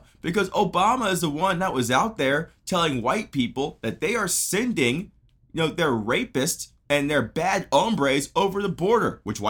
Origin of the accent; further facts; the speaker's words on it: Garland, Texas, United States; I grew up, okay, in the South, Garland.